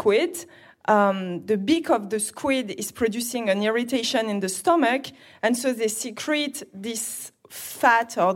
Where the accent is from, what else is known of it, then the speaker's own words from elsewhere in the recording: Grasse, Provence-Alpes-Côte d'Azur, France; I'm French, and I am born and raised in Grasse, a city of perfumes